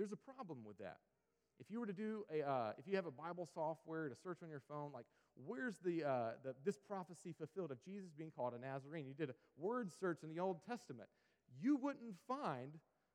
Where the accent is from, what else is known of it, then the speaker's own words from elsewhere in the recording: Sampson County, North Carolina, United States; where I grew up out in Sampson County